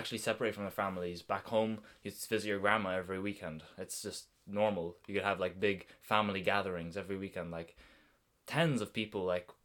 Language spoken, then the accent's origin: English; Lebanon; moved away as an adult; now in Brighton, United Kingdom; while I was living in Lebanon in the Middle East, I lived there 18 years of my life.